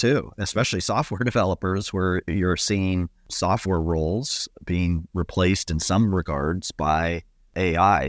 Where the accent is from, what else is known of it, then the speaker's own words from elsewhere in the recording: Ohio, United States; moved away; my home state of Ohio where my dad still gets the local newspaper.